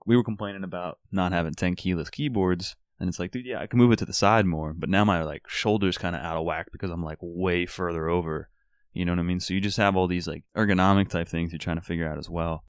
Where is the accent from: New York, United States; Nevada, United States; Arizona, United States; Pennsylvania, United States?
Pennsylvania, United States; Philadelphia; growing up in Philly